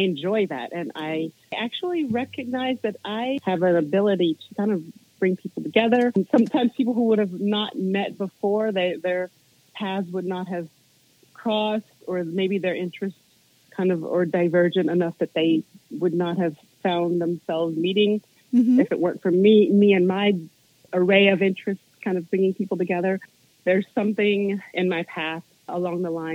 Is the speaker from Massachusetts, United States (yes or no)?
no; Virginia, United States; I grew up in Virginia around nature